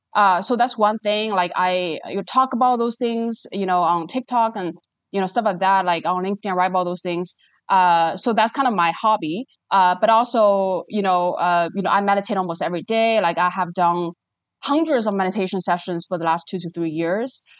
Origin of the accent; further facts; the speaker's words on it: China; moved away as an adult; now in Singapore; I was born and raised in China, spent, like, twenty years there.